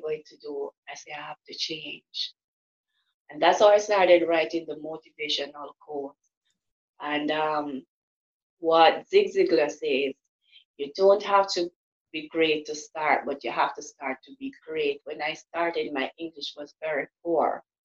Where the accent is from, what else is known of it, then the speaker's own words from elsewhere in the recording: Jamaica; I'm from Jamaica